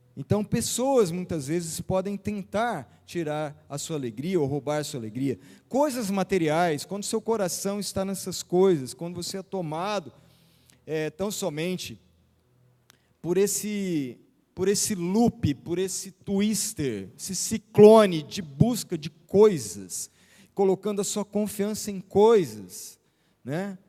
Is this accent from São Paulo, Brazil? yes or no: yes; Araçatuba, São Paulo, Brazil; moved away as an adult; now in São José do Rio Preto, Brazil; Nós nascemos, eu, quando falo nós, eu e a Vilma, e os meninos nascemos em Araçatuba e ficamos ali quase toda a vida, né? Quase 50 anos ali